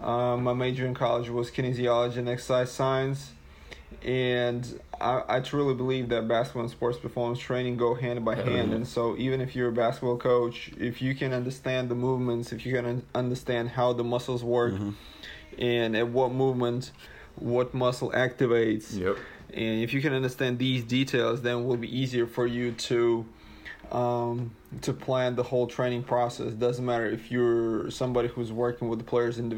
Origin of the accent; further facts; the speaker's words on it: Russia; originally from Russia